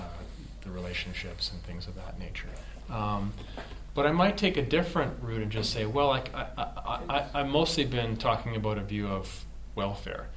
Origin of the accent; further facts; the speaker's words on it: Canada; I grew up in Canada